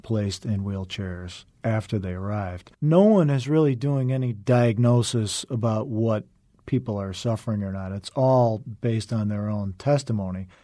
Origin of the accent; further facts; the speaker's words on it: Wheaton, Illinois, United States; also born or lived in Chicago; now in Los Angeles, United States; I was born in Chicago, raised in the western suburb of Wheaton